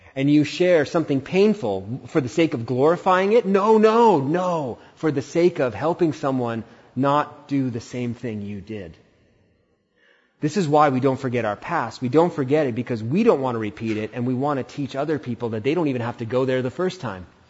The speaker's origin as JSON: {"language": "English", "country": "India", "said": "As an Indian"}